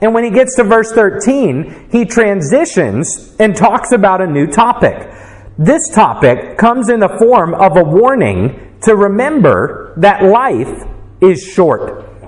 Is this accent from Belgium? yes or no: no; United States; as an American